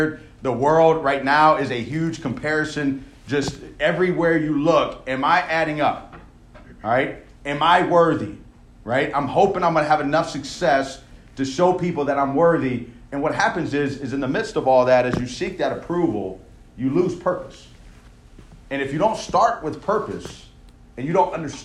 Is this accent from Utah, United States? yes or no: no; Louisiana, United States; I grew up in Louisiana